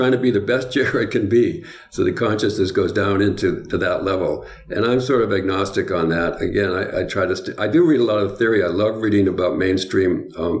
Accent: New England, United States; I'm from New England

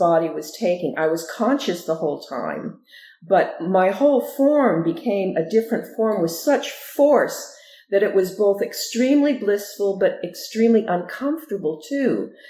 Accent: Southern California, United States; also born or lived in Ogden, Utah; we moved to California, to Southern California, and that's where I grew up.

